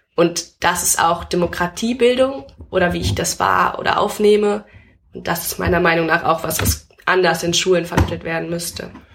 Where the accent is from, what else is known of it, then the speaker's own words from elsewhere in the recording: Hamm, North Rhine-Westphalia, Germany; moved away as an adult; also born or lived in Berlin; in meiner Stadt, wo ich herkomme, in der Stadt Hamm in Nordrhein-Westfalen